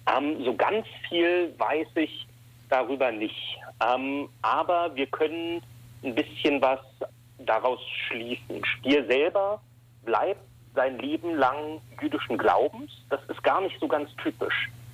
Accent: Berlin, Germany; moved away as an adult; also born or lived in Ulm; now in Düsseldorf, Germany; ich komme aus Berlin. Ich bin in Westberlin noch vor dem Fall der Mauer geboren und aufgewachsen

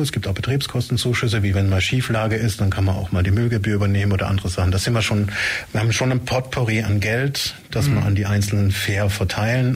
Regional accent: Hohenlohe, Baden-Württemberg, Germany; moved away as an adult; also born or lived in Tübingen; now in Ulm, Germany; Ich komme ursprünglich aus Hohenlohe

